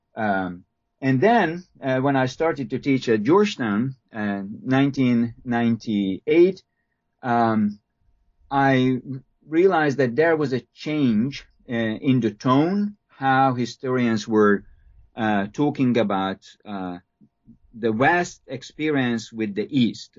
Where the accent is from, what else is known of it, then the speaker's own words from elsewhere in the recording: Hungary; moved away; I'm a Hungarian. I was born and raised in Hungary